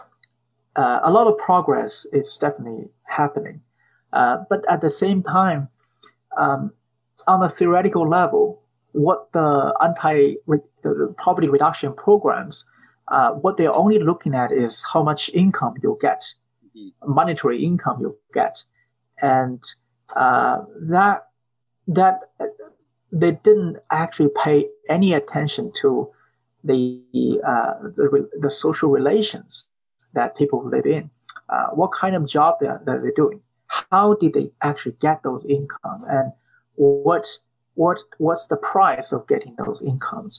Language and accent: English; China; moved away; when I was growing up in China.